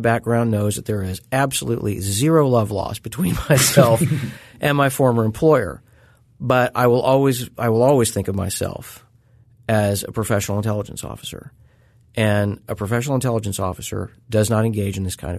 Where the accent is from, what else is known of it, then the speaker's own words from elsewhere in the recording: Missouri, United States; my area of the country, I grew up in Southwest Missouri.